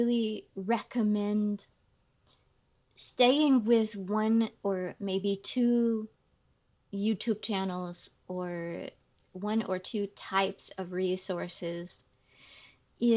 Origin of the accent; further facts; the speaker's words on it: United States; because I'm American